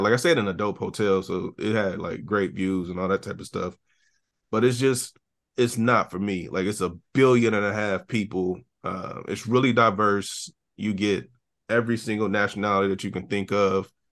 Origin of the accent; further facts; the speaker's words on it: Ohio, United States; moved away as an adult; now in Nashville, United States; I haven't lived in Ohio in eight years